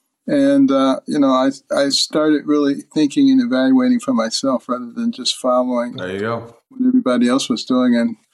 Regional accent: Detroit, Michigan, United States; also born or lived in Boston; I grew up in Detroit and Boston, Democrat strongholds. Then went to New Haven for college, the Democrat stronghold.

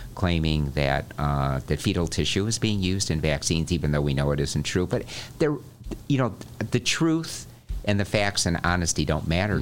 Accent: Morton Grove, Illinois, United States; my hometown, uh, Morton Grove

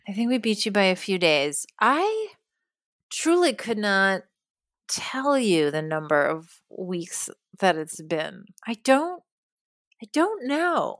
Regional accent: New York, United States; moved away as an adult; now in California, United States; I grew up in New York, and I lived there until just a few years ago

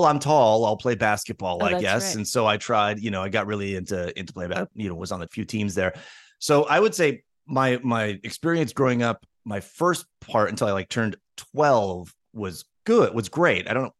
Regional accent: Chicopee, Massachusetts, United States; I grew up in the first city was called Chicopee, and it was this Chicopee, Massachusetts.

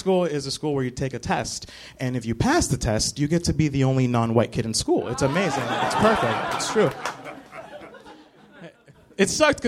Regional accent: Newark, New Jersey, United States; now in New York City, United States; I grew up in Newark, New Jersey, which is my hometown.

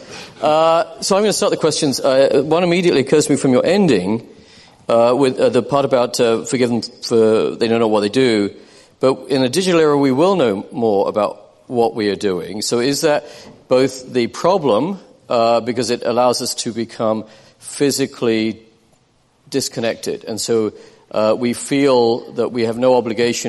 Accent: United Kingdom; I'm British

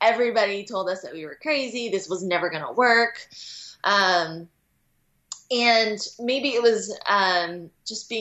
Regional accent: United States; growing up in the Western world in America

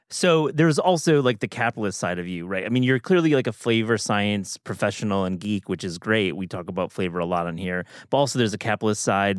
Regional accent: Midwest, United States; I'm from the Midwest

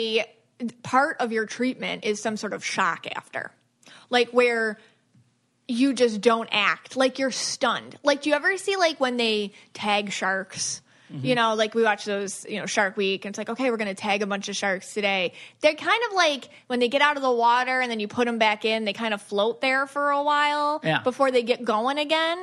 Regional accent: Buffalo, New York, United States; I'm from Buffalo

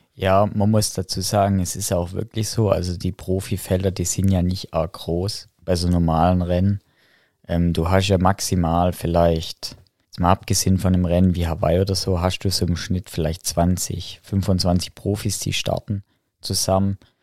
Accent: Heilbronn, Baden-Württemberg, Germany; bei uns in Heilbronn zum, zur RSG gegangen

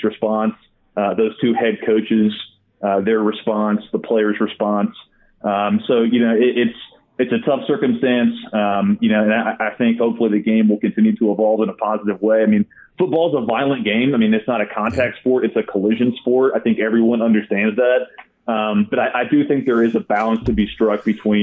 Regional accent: Arkansas, United States; I come from Arkansas, a very deep red state. We take the Second Amendment very seriously here

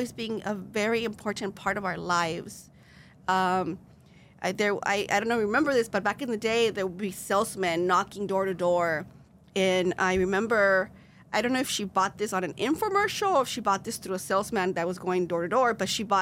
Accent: Los Angeles, California, United States; first language Spanish; English is a second language; my parents came to Los Angeles, migrated here

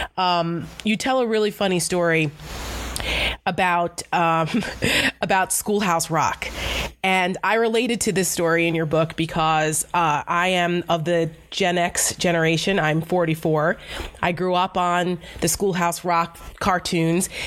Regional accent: Paramus, New Jersey, United States; I am from Bergen County. I grew up in Paramus

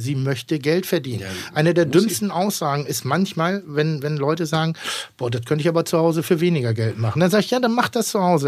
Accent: Northern Germany, Germany; ich bin in Norddeutschland groß geworden und ich bin im, im Gasthof groß geworden

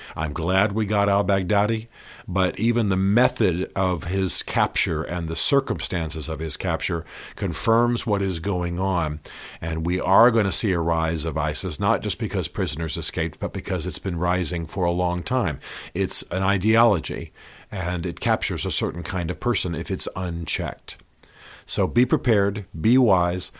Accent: United States; as an American

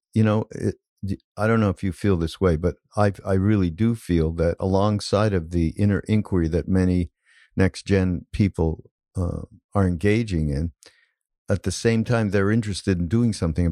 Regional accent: Canada; now I'm Canadian

